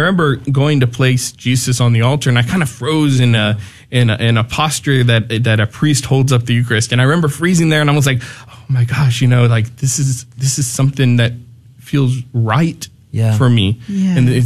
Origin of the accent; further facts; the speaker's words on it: Corpus Christi, Texas, United States; I'm originally from Corpus Christi. That's where I grew up.